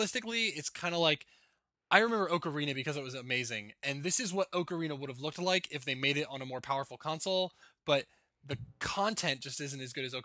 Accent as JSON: {"language": "English", "region": "New Jersey", "country": "United States", "said": "Well, I'm from New Jersey, and like before I moved to Florida, 30 degrees wasn't that cold"}